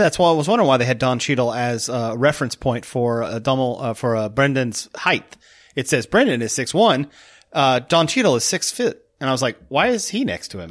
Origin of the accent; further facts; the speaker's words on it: United States; me as an American